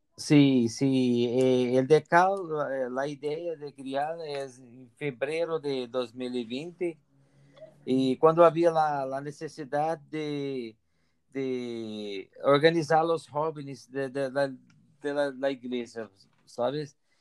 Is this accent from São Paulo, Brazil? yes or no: no; near Brasília, Federal District, Brazil; Spanish is a second language; moved away as an adult; now in Gavà, Spain; soy brasileño de cerca de Brasilia